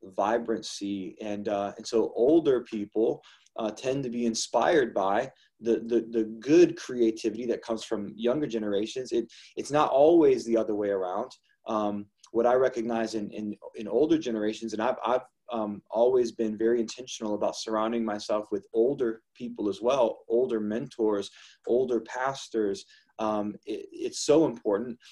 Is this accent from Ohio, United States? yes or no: yes; Ohio, United States; also born or lived in Toledo, Ohio; we've been born and raised in Ohio